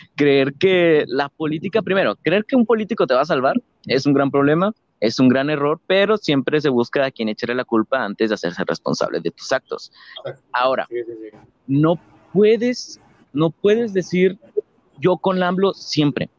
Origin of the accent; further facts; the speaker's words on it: Mexico; como mexicanos